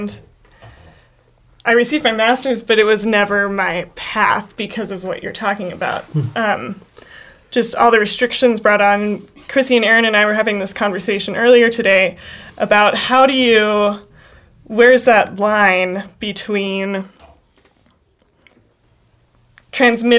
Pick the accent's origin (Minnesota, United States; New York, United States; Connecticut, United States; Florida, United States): Minnesota, United States; I'm a Minnesotan.